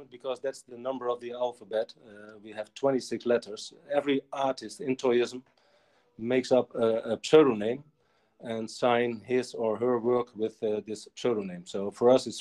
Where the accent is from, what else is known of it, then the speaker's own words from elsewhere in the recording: Netherlands; I'm from Holland